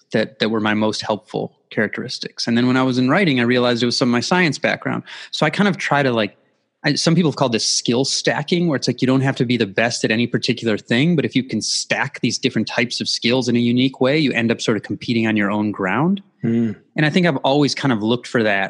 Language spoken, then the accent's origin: English; Midwest, United States; I grew up in the Midwest